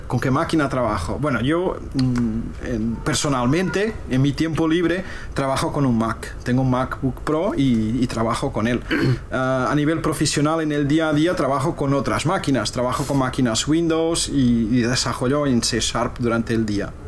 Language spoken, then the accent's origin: Spanish; Portugal; now in Spain; soy portugués